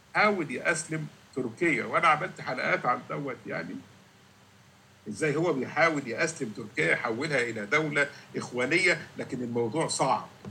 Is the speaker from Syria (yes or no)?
no; Egypt; now in Canada; عندنا في مصر